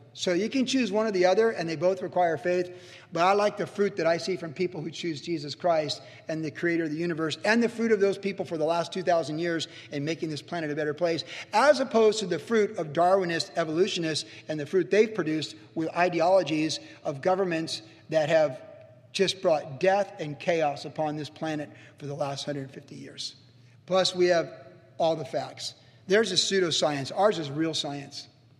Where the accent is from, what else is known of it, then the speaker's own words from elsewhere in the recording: Cleveland, Ohio, United States; born there; I was born in Cleveland, Ohio in 1961.